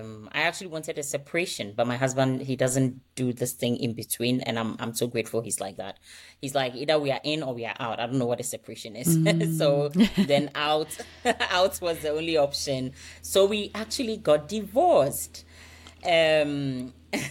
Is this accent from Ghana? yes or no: yes; Ghana; also born or lived in United States / United Kingdom; now in Denmark; So my accent is, it's a combination of things everywhere, but originally I come from Ghana. I have lived a bit in the U.S. I've been in UK, and I think recently I spent a lot of my time here in Denmark.